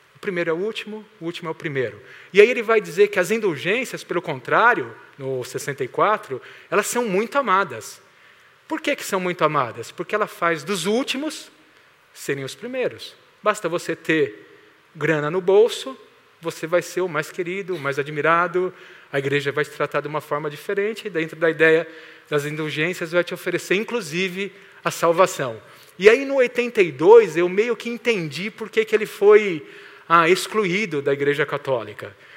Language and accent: Portuguese; Santo André, São Paulo, Brazil; moved away as an adult; also born or lived in Mauá / São Bernardo do Campo; now in Maringá, Brazil; eu nasci aqui em Santo André, eu sou santo andréense, acho que é assim que fala. Ah, morei 46 anos por aqui, nessa região